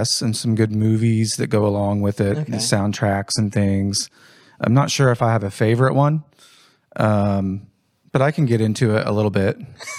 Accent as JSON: {"language": "English", "region": "Indiana", "country": "United States", "tie": "born or raised there", "said": "Growing up in Jennings County, had a normal childhood, sports, activities, school, played sports throughout school, have a sister."}